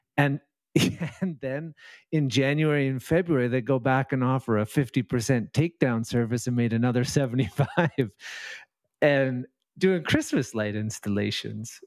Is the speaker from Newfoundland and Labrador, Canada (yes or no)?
no; Vancouver, British Columbia, Canada; Out in Canada. I'm in, uh, in Lower Mainland, Vancouver, um, uh, West Coast